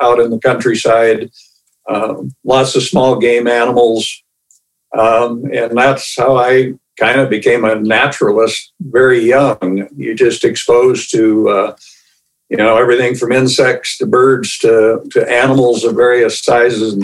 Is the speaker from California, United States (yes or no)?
no; Iowa, United States; moved away as an adult; also born or lived in Montana; now in Boise, United States; growing up in Iowa and spending 26 years in Montana